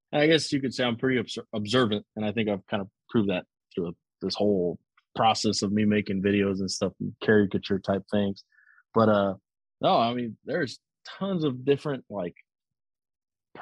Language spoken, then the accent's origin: English; Zapata, Texas, United States; now in Houston, United States; Zapata, Texas is small.